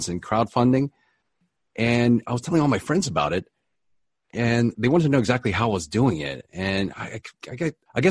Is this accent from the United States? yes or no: yes; East Coast, United States; moved away as an adult; now in Los Angeles, United States; I'm originally from the East Coast, but I ended up out here following my wife